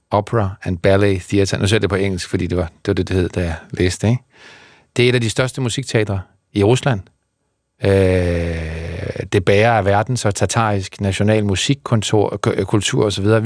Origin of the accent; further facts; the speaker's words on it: Zealand, Denmark; born there; er født i, øh, på Sjælland, så, så, så ja, man siger dansk.